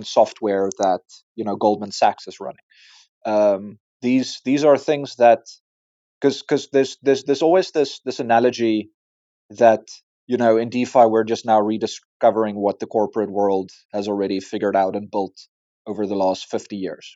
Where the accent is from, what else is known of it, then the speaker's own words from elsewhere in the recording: South Africa; As a South African and an African